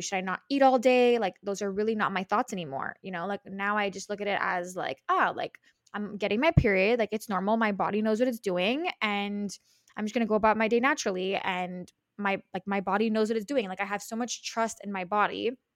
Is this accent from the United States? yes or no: no; Montreal, Quebec, Canada; I'm from Montreal, which is in Canada, in Quebec